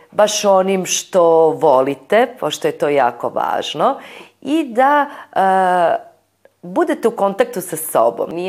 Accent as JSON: {"language": "Croatian", "town": "Novi Sad", "region": "Vojvodina", "country": "Serbia", "said": "Mnoge škole kod nas u Novom Sadu"}